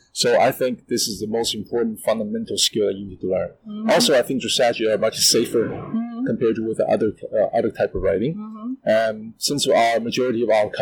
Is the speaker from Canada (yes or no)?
yes; Canada; now in Shanghai, China; when I grew up in Canada